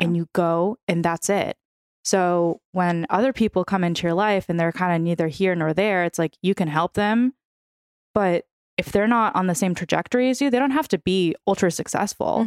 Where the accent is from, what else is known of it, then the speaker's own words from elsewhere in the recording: San Francisco, California, United States; first language Russian; English is a second language; moved away as an adult; also born or lived in New York; now in Los Angeles, United States; My entire family is from Ukraine, meaning my first language was Russian, so I'm fluent in Russian. Um, I'm from San Francisco